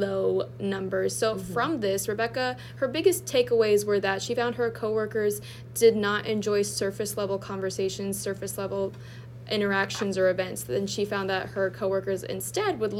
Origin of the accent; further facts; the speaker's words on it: Erie, Pennsylvania, United States; moved away; I'm originally from Erie, Pennsylvania